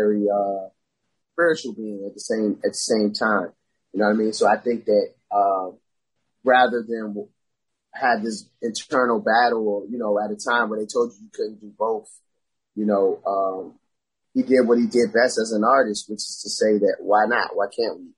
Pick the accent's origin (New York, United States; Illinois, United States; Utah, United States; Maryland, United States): Maryland, United States; Beltsville; also born or lived in New Jersey; I went to High Point High School. I graduated from there, which is in Beltsville, Maryland, PG County